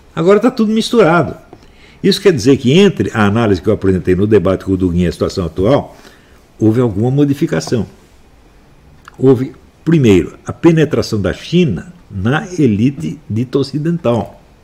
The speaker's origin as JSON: {"language": "Portuguese", "region": "São Paulo", "country": "Brazil", "tie": "born or raised there", "also_born_or_lived": "Campinas", "said": "minha cidade onde eu fui criado, São Paulo. Hum? Eu nasci em Campinas, fui criado em São Paulo"}